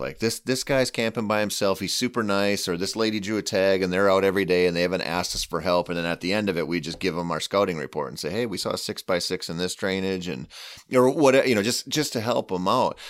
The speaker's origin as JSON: {"language": "English", "region": "southeastern Minnesota", "country": "United States", "tie": "born or raised there", "said": "I grew up hunting southeastern Minnesota"}